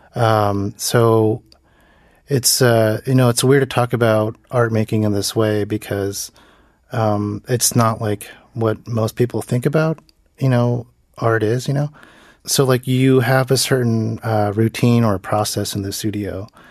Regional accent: United States; moved away as an adult; now in South Korea; in America, uh, as a Korean American, you know, I'm not American, uh, visually

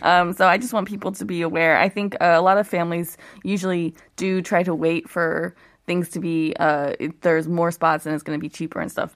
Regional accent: Ohio, United States; moved away as an adult; now in South Korea; I grew up in Ohio

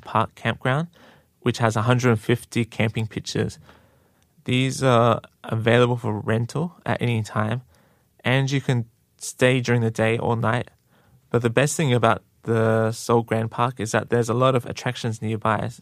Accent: Australia; now in Korea; I'm Australian

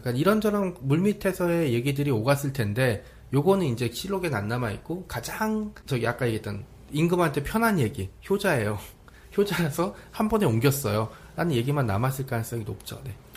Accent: Seoul, South Korea; 저도 서울 촌놈이라고 많이 부르는데

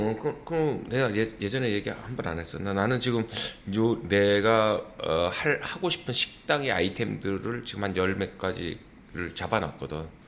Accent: South Korea

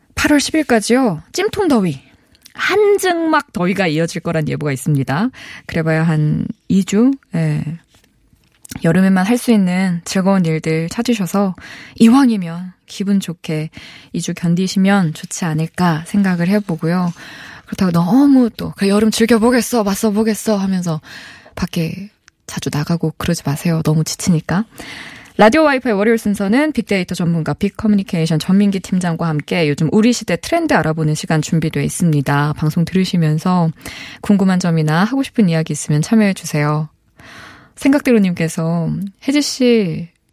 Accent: Chungcheong, South Korea; 충청도 출신인데

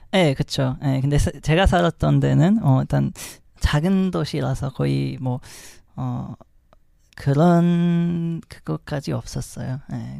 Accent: Morocco; Korean is a second language; moved away as an adult; also born or lived in France; now in South Korea; 전 모로코에서 왔고

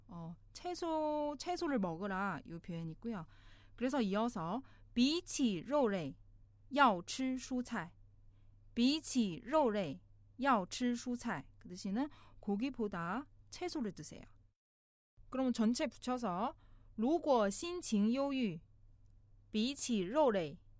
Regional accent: China; now in South Korea; 중국에서 온

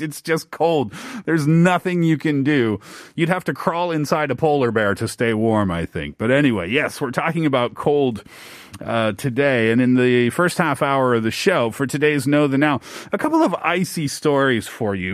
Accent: east coast of Canada, Atlantic Canada, Canada; moved away; Being Canadian, being from the east coast of Canada.

